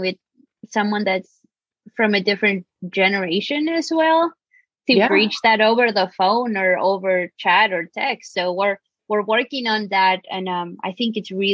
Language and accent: English; Argentina; English is a second language; moved away; I'm originally from Argentina, so that's why you might hear a crazy accent